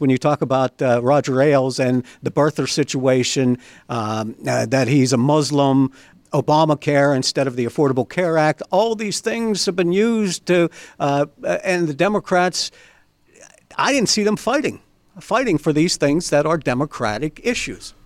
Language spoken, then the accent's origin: English; Beaver County, Pennsylvania, United States; I grew up, I was born, raised in Beaver County.